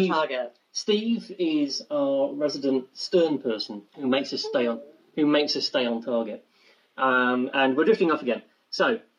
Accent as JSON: {"language": "English", "town": "Doncaster", "region": "Yorkshire and the Humber", "country": "United Kingdom", "tie": "born or raised there", "said": "I grew up in Doncaster"}